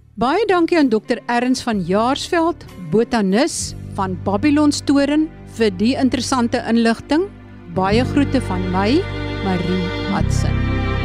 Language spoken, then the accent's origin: Afrikaans; Eastern Cape, South Africa; waar ek vandaan kom In die Oos-Kaap is daar bitter baie spekbome